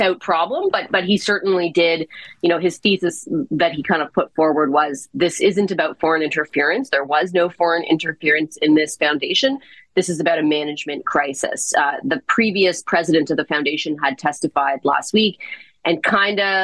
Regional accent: Toronto, Ontario, Canada; I grew up in Toronto, right off the Danforth

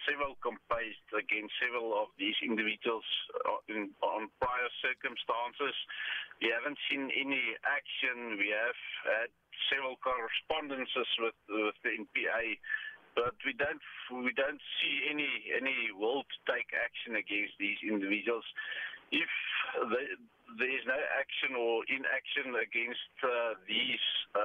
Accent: South Africa; us as the South African society

